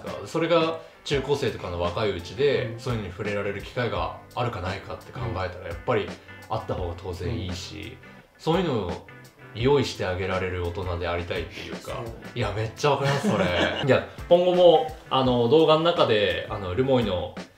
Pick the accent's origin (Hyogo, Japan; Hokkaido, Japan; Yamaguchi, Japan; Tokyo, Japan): Hokkaido, Japan; Rumoi; 札幌とかその都市部を経験してない人間だから余計思うのかもうずっと留萌のままなんで